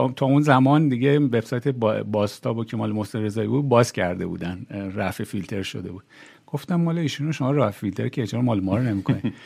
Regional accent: Iran; moved away as an adult; تو ایران بزرگ شدم تو ایران دانشگاه رفتم

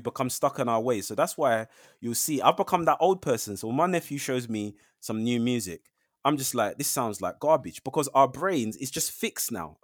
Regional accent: London, United Kingdom; I'm a Londoner. Uh, I know London very, very well.

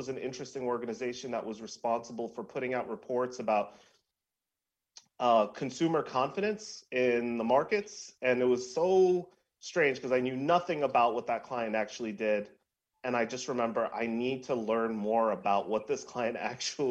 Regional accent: New York City, New York, United States; I grew up in New York City

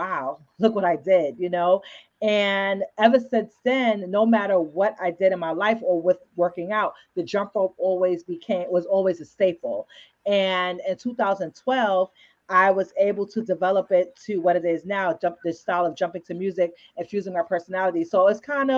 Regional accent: New York City, New York, United States; I was born and raised in the Bronx, and then I moved to Harlem sometime in my childhood

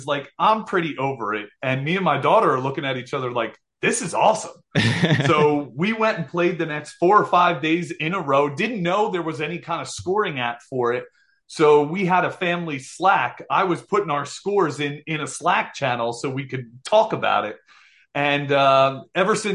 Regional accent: New Jersey, United States; we're from Jersey here, and I'm one of five boys

